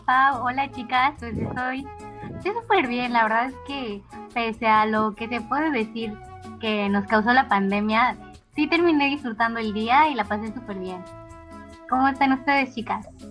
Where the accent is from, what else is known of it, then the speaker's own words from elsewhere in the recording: Mérida, Yucatán, Mexico; no soy de México, soy de Mérida, Yucatán